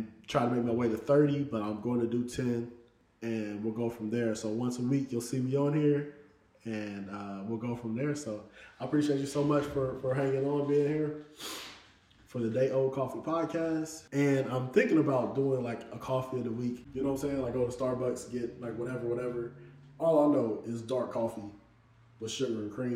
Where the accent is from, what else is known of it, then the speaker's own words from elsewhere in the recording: Indianapolis, Indiana, United States; I'm from Indianapolis, Indiana